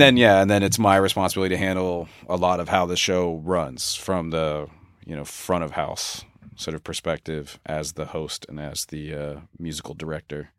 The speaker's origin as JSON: {"language": "English", "town": "Philadelphia", "region": "Pennsylvania", "country": "United States", "tie": "born or raised there", "also_born_or_lived": "Los Angeles", "moved": "yes", "lives_now": "Pacific Northwest, United States", "said": "I grew up in Philadelphia"}